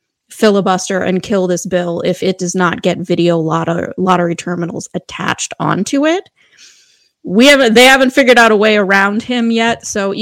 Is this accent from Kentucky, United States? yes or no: yes; Kentucky, United States; One state you didn't mention is my home state, Kentucky.